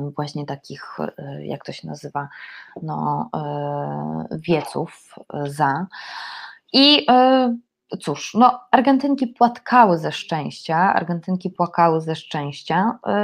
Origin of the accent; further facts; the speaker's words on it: Poland; jestem z Polski